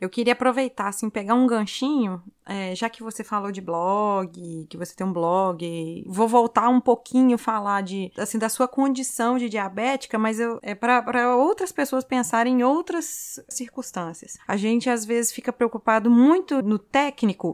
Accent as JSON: {"language": "Portuguese", "region": "Minas Gerais", "country": "Brazil", "said": "eu sou mineira que toma leite, come queijo"}